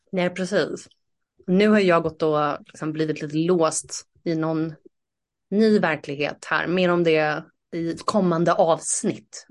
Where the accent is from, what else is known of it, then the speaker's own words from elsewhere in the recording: Saltsjöbaden, Stockholm County, Sweden; moved away; jag är uppvuxen i Saltsjöbaden